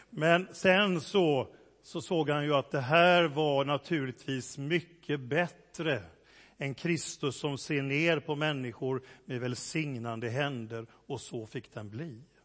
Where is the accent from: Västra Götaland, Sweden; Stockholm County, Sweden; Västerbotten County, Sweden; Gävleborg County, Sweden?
Västra Götaland, Sweden; Gothenburg; accent: göteborgska (Gothenburg dialect); Min göteborgska blir bara värre och värre